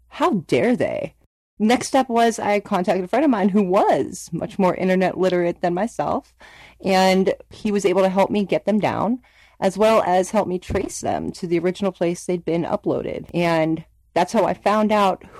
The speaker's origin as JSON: {"language": "English", "town": "Youngstown", "region": "Ohio", "country": "United States", "said": "I'm from Youngstown, Ohio"}